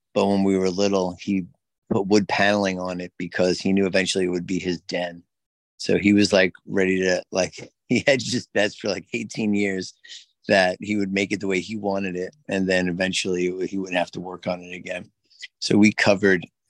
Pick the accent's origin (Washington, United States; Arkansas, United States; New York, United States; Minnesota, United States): New York, United States; New York City; I was born in Jackson Heights, Queens. Well, East Elmhurst Hospital. And then I lived in Jackson Heights, Queens.